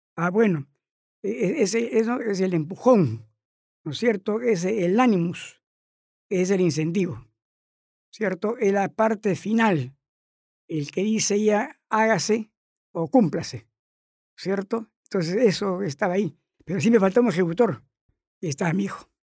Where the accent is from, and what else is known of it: Chiclayo, Lambayeque, Peru